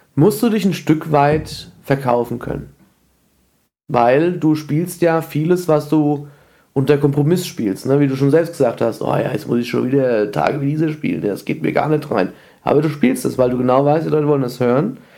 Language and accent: German; Frankfurt, Hesse, Germany; ich bin zwar in Frankfurt geboren